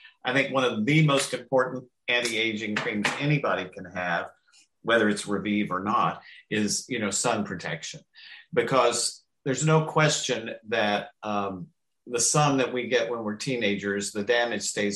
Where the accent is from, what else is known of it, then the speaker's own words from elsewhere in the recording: the South, United States; from the South